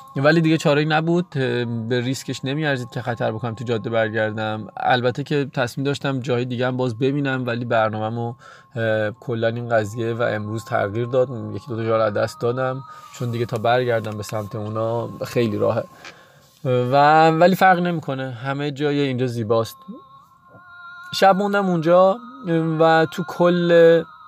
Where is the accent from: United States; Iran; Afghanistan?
Iran; Hamadan, Hamadan Province; moved away; اهل همدانم و بچه کوهستان و همیشه برف و سرما و یخ دیدم